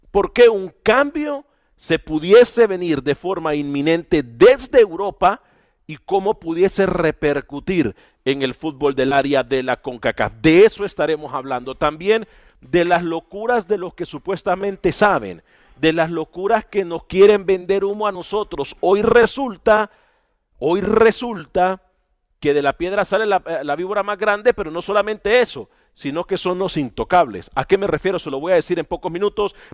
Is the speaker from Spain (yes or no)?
no; Honduras; nos encontramos en territorio centroamericano, específicamente en mi tierra natal, en Honduras